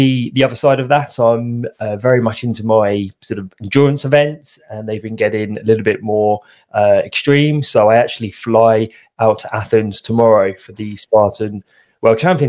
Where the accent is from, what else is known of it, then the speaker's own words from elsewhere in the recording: United Kingdom; accent: British; As I'm sure you can tell by my accent, I'm British